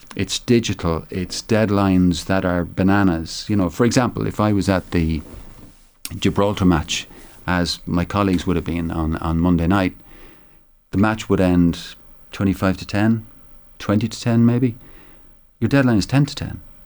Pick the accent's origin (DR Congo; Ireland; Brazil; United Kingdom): Ireland; Tipperary, Munster; I'm from Tipperary